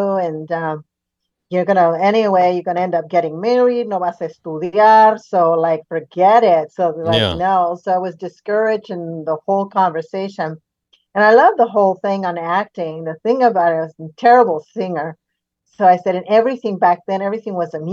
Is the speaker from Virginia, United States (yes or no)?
no; San Diego, California, United States; also born or lived in Tijuana, Mexico; I was born here in San Diego